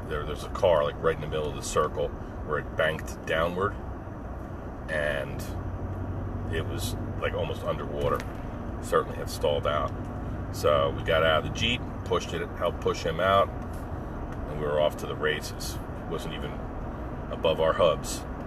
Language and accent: English; Pine Barrens, New Jersey, United States; growing up in the Pine Barrens